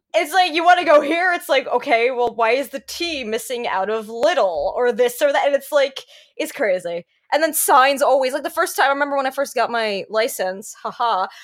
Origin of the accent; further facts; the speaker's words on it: New Jersey, United States; accent: New Jersey; I'm calling it Jersey. Like people say only people from New Jersey call it Jersey, and then my accent starts coming out.